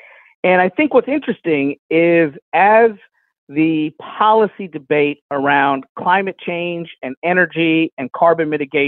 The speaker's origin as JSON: {"language": "English", "town": "Lexington", "region": "Kentucky", "country": "United States", "tie": "born or raised there", "said": "The 6th congressional district has a special place in my heart as it encompasses my hometown of Lexington, Kentucky, where the congressman and I went to high school."}